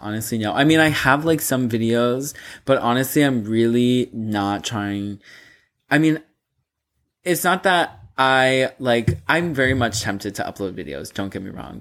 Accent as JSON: {"language": "English", "town": "Boca Raton", "region": "Florida", "country": "United States", "tie": "born or raised there", "moved": "yes", "said": "my hometown, like, being back in, like, Boca Raton"}